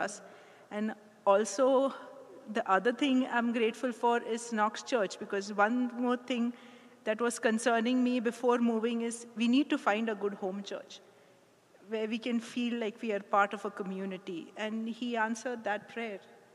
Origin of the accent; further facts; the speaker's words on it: India; also born or lived in California; now in Toronto, Canada; We moved from California. Originally we are from India.